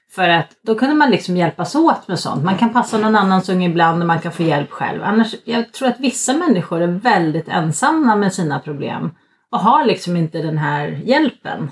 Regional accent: Stockholm, Stockholm County, Sweden; now in Norrland, Sweden; man som stockholmare tänker att Stockholm ligger i mitten

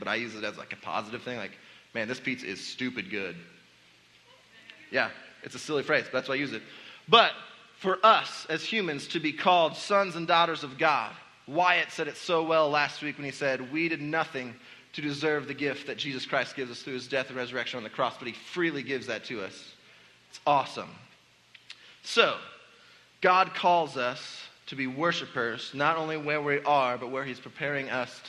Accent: Indianapolis, Indiana, United States; moved away as an adult; now in Southwest Missouri, United States; moving from growing up in Indianapolis, working in a church in Indianapolis with people that I knew and loved and cared about, to come to Southwest Missouri

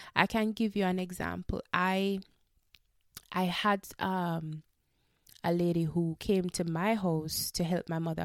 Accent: Jamaica; we are Jamaican

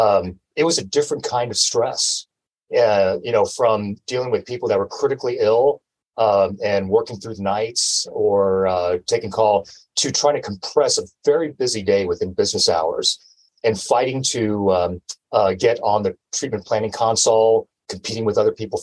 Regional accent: Texas, United States; also born or lived in San Diego, California; now in Humboldt County, United States; I'm always a Texan, even though I was born in San Diego. But all my formative years in education, everything was in Texas

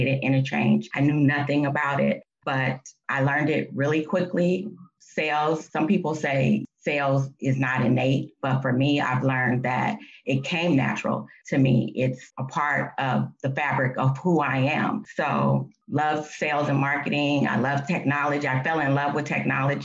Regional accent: Oakland, California, United States; I grew up in Oakland

